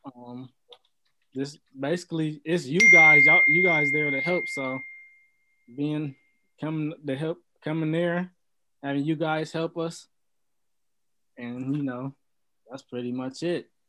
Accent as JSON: {"language": "English", "town": "Lorain", "region": "Ohio", "country": "United States", "tie": "born or raised there", "said": "I'm from Lorain, Ohio. Um, grew up and raised from there, and I've basically been there my whole life"}